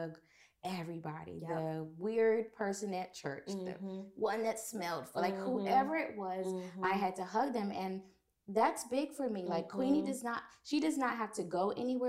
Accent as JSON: {"language": "English", "region": "the South", "country": "United States", "tie": "born or raised there", "said": "growing up in the South, you know, you hugged everybody"}